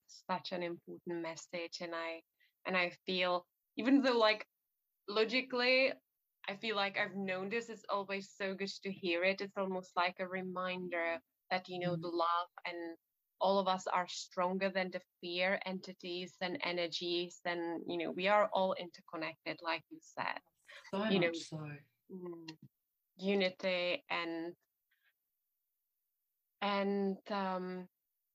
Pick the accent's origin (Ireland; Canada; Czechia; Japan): Czechia; now in England; I'm originally from the Czech Republic, so from Central Europe